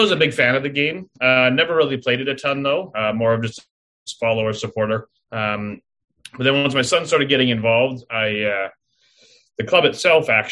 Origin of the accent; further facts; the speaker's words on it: Saskatchewan, Canada; moved away as an adult; also born or lived in Alberta; now in Peterborough, Canada; I'm actually from Saskatchewan originally, and being a Saskatchewan prairie boy